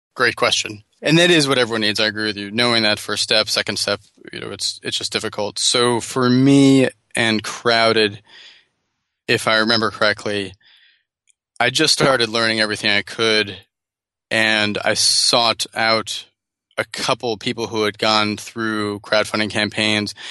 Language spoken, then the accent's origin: English; New Jersey, United States; moved away as an adult; also born or lived in Bogota, Colombia / Los Angeles; now in San Francisco, United States; grew up in New Jersey